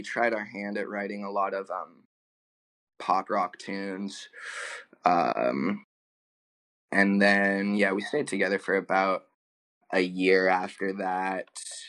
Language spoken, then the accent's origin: English; California, United States; moved away; I was born in California.